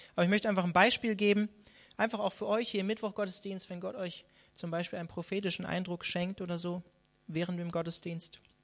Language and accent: German; Hanover, Lower Saxony, Germany; moved away; in meiner alten Heimat oder in der Nähe von meiner alten Heimat in Hannover